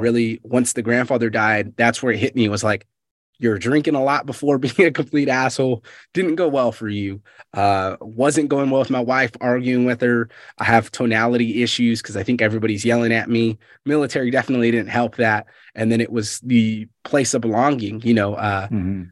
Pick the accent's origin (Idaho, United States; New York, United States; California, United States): California, United States; Fresno; moved away; I'm from Fresno, California originally